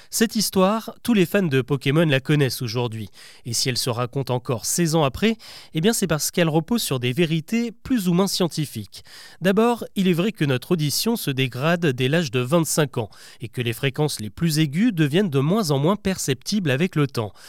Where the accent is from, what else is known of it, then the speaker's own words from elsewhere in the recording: France; chez nous en France